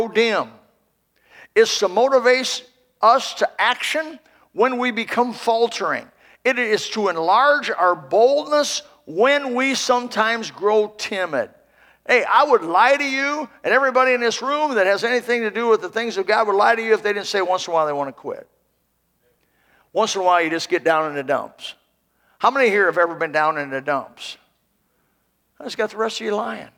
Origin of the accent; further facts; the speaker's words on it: Indiana, United States; moved away; I'm from Indiana originally